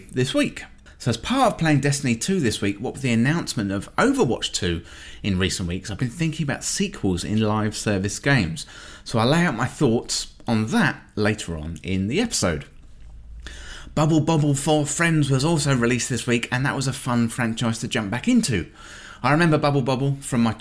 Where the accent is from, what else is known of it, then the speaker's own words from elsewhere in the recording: England, United Kingdom; being English